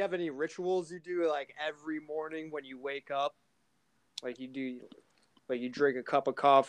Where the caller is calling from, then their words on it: Richmond, Virginia, United States; Richmond, Virginia, right down off the I-95.